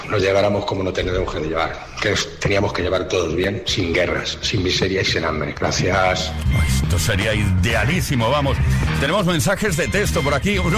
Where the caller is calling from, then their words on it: Zaragoza, Aragon, Spain; Muy buenas, soy … de Zaragoza